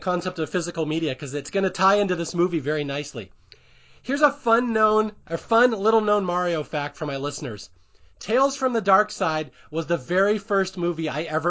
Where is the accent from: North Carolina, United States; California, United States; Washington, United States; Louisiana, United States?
Washington, United States; Seattle; I used to be in marching band in high school. I grew up in Seattle. I was in marching band.